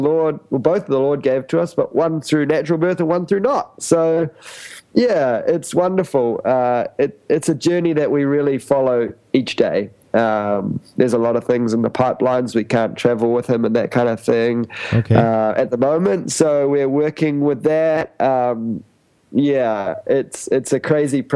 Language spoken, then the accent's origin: English; New Zealand; moved away as an adult; now in Cambodia; I'm from New Zealand